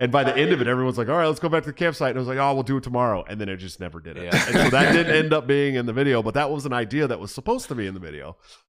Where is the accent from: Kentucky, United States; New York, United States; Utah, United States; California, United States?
California, United States; San Francisco; I'm from San Francisco.